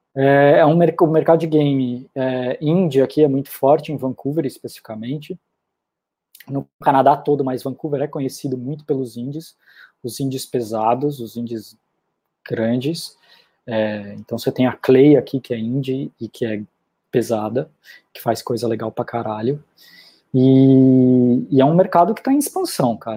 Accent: Brazil; moved away as an adult; eu sou brasileiro

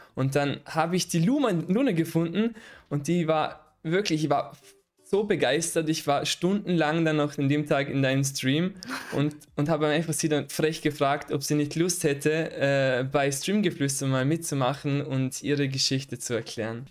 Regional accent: Vorarlberg, Austria; in, in Vorarlberg, wo ich herkomme.

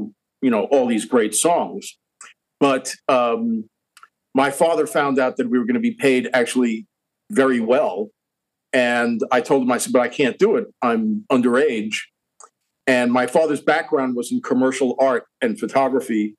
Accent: Long Island, New York, United States; I grew up on Long Island in New York

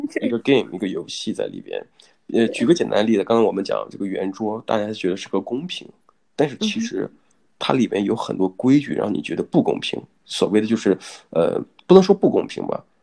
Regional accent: Shandong, China; now in Australia; 我是大陆这边，北方的，呃嗯，安东嘛，孔孟之乡这边

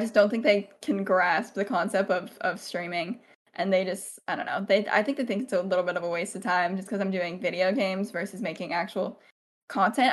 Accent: Central Valley, California, United States; also born or lived in Montana; I've grown up in, uh, Central Valley, California, my whole life

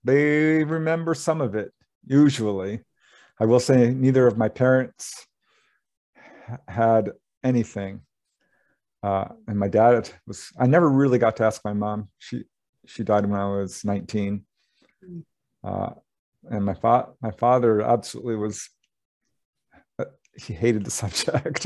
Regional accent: Topanga, California, United States; my hometown. I had just moved out of Topanga

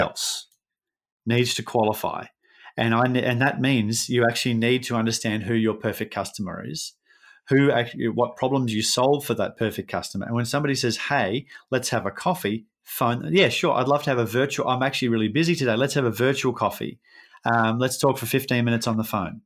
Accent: Brisbane, Queensland, Australia; we're both from Brisbane

